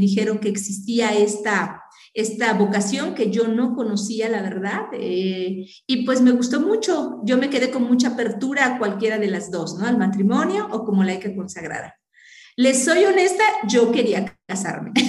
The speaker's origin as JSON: {"language": "Spanish", "town": "Maltrata", "region": "Veracruz", "country": "Mexico", "tie": "born or raised there", "also_born_or_lived": "Puebla", "moved": "as an adult", "lives_now": "Huejotzingo, Mexico", "said": "en ese tiempo yo vivía en Maltrata, Veracruz, de allá era mi papá, entonces pues ahí vivíamos"}